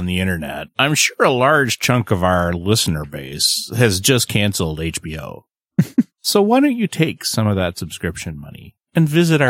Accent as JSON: {"language": "English", "country": "Canada", "said": "And I'm the Canadian."}